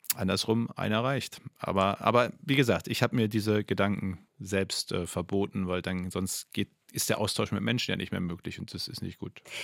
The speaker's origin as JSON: {"language": "German", "region": "North Rhine-Westphalia", "country": "Germany", "tie": "born or raised there", "said": "in meinem Heimatbundesland"}